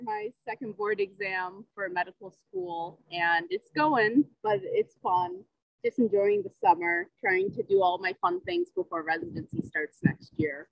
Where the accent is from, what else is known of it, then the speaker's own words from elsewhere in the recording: Rhode Island, United States; moved away as an adult; now in New Haven, United States; I grew up in uh, like in Rhode Island